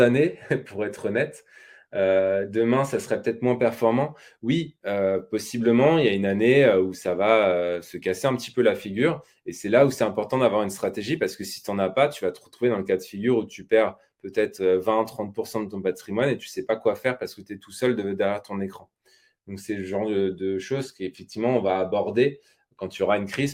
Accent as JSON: {"language": "French", "region": "Normandy", "country": "France", "said": "je suis normand d'origine."}